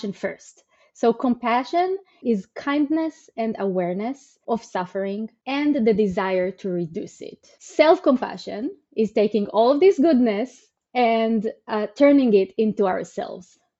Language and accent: English; Israel; moved away as an adult; also born or lived in Greater Seattle area, United States; now in Seattle, United States; So I was born and raised in Israel. And 9 years ago, I moved to the US to Greater Seattle